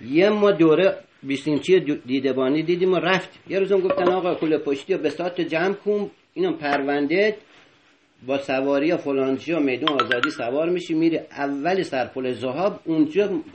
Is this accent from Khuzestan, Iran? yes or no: no; Isfahan, Iran; بچه اصفهان